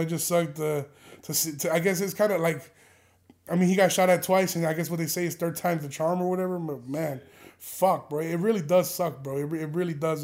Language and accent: English; Chicago, Illinois, United States; I grew up on Kimball, like, maybe a f, on Kimball and, like, Armitage